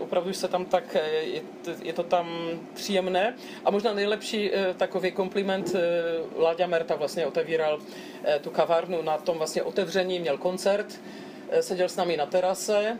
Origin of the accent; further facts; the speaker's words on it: Broumov, Hradec Králové Region, Czechia; Já jsem vlastně prožil celé dětství v Broumově